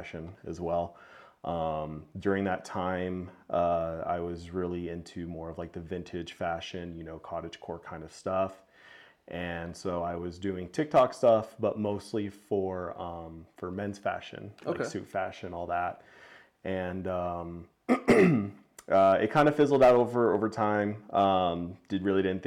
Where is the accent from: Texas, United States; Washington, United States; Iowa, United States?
Texas, United States; El Paso; I'm from El Paso, West Texas, as you said, I came from there. I was born and raised there